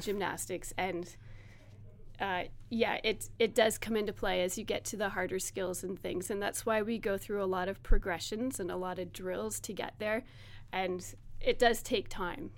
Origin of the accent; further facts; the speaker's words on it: Strathroy, Ontario, Canada; now in Hanover, Canada; I grew up in Strathroy